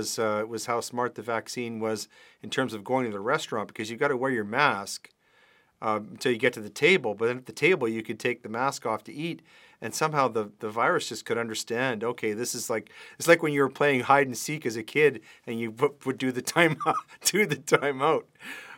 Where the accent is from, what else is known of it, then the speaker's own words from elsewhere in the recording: Canada; the country that I grew up in.